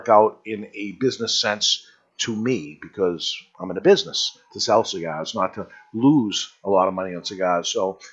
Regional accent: Boston, Massachusetts, United States; accent: New England; Along with the New England accent, yes, we are up here. We're from the Boston area

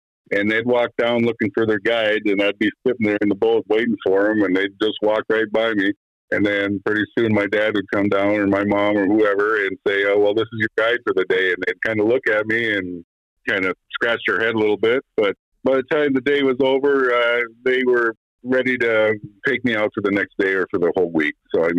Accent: Minnesota, United States; Well, you know, I'm born and raised in the Northwest Angola area. Lived there my entire life. My parents owned a resort up in Monument Bay

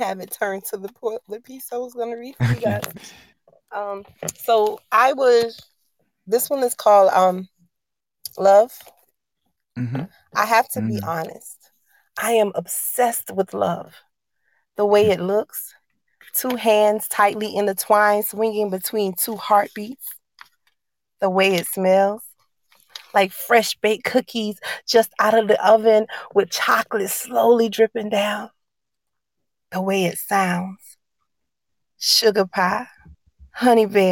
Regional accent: Allendale, South Carolina, United States; I am from Allendale, South Carolina, small town in the middle of nowhere

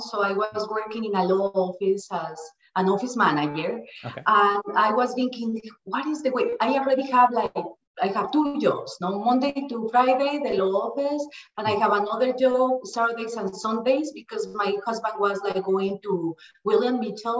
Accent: Mexico City, Mexico; English is a second language; moved away as an adult; also born or lived in Minnesota; now in United States; I'm from Mexico City, and I came like a few years ago, a little bit more than 20 years. I immigrated to US.

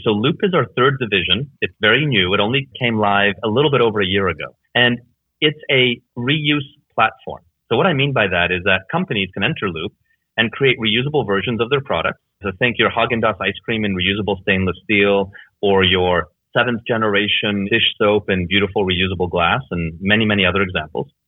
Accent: Canada; moved away as an adult; also born or lived in Hungary / Germany / Netherlands / Belgium; I effectively grew up there

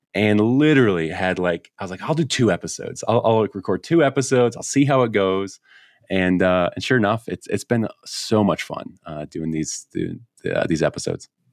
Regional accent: Chicago, Illinois, United States; now in Colorado, United States; I grew up in Chicago

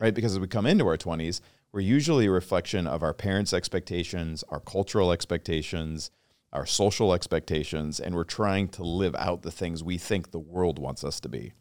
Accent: Washington, United States; I grew up in Washington State

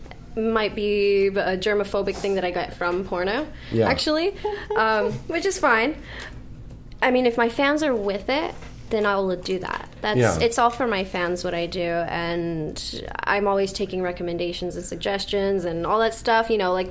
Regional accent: Las Vegas, Nevada, United States; now in Los Angeles, United States; I'm from Las Vegas. That's a relative. Oh. That's my hometown.

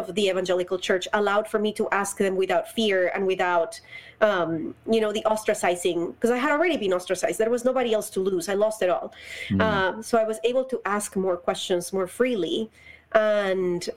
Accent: Bogotá, Bogotá Capital District, Colombia; moved away as an adult; Colombia. I was born and raised there. I moved here when I was 24 years old.

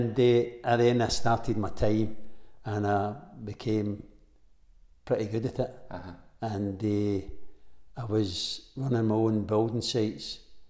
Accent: Glasgow, Scotland, United Kingdom; No, I was born in the Gorbals. {S0} In the Gorbals? {S1} In the Gorbals. And I got brought up in the Gorbals.

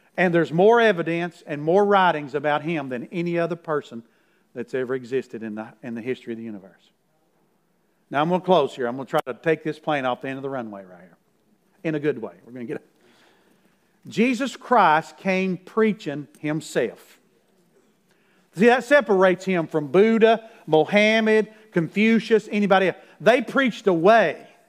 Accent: Middlesboro, Kentucky, United States; Farrah Fawcett came to my hometown because Lee Majors is from my hometown, $6 million man, by the way. And when he was married to her, he brought her to Middlesboro, Kentucky one time

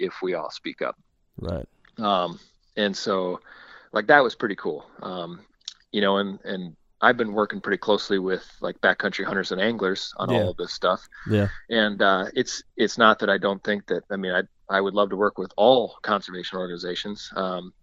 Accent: South Dakota, United States; where I grew up in South Dakota

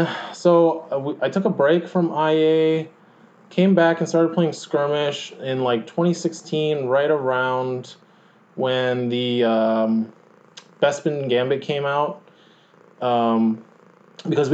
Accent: Honolulu, Hawaii, United States; moved away as an adult; now in Portland, United States; I'm originally from Honolulu, Hawaii, born and raised there.

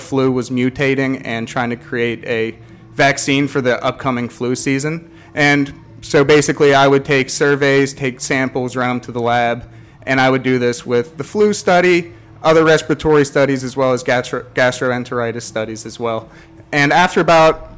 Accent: Pittsburgh, Pennsylvania, United States; moved away as an adult; now in College Station, United States; I'm originally from Pittsburgh, PA, and this is my second year here

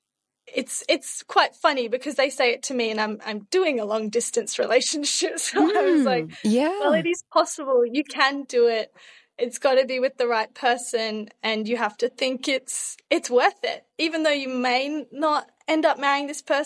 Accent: Australia; accent: Australian; moved away as an adult; now in Coimbra, Portugal; I am Australian, but I have moved to Europe. So I'm currently living in Portugal

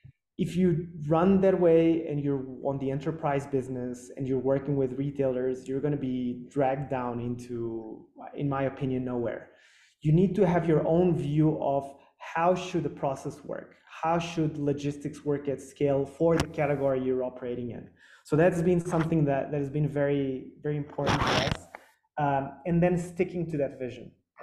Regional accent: Lisbon, Portugal; born there; I was born in Lisbon and my family's Portuguese.

